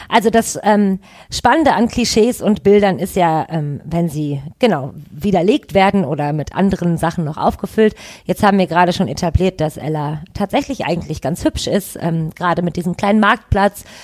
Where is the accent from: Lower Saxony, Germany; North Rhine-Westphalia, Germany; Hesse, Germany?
North Rhine-Westphalia, Germany; Düsseldorf; ich bin in Goldsheim aufgewachsen, das ist quasi gegenüber von Oberkassel, auch äh, am Rhein